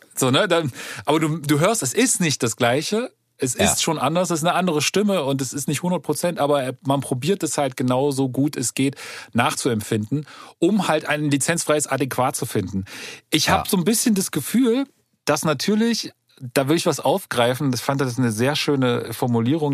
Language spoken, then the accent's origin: German; East Germany, Germany; bei uns im Osten